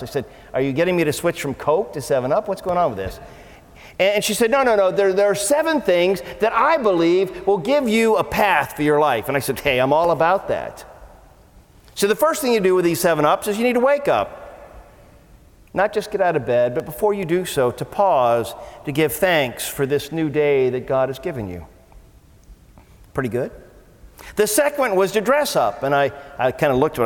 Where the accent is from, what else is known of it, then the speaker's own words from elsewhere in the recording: Canton, Ohio, United States; I grew up in Canton, Ohio